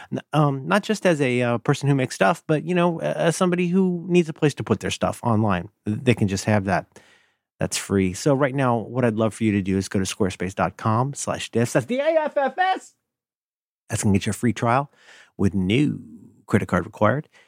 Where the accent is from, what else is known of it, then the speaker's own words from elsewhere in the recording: Ohio, United States; I'm from Ohio, and I was raised to say thank you.